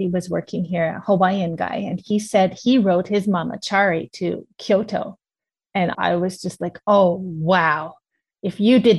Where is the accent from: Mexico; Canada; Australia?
Canada; moved away as an adult; also born or lived in Utsunomiya, Tochigi Prefecture, Japan; now in Mie Prefecture, Japan; I am Canadian. I am in Mie Prefecture now, but for most of my time in Japan, I was living in Utsunomiya, Tochigi Prefecture.